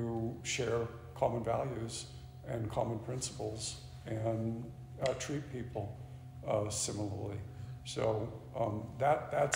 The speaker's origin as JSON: {"language": "English", "town": "Portland", "region": "Oregon", "country": "United States", "tie": "born or raised there", "said": "As a kid, I grew up here in the Valley"}